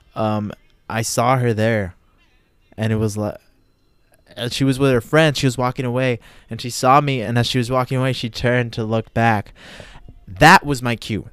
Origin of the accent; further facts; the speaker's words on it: United States; I'm from the United States of America